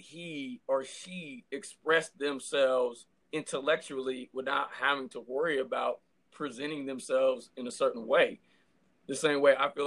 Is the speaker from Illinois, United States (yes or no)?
no; California, United States; I'm from California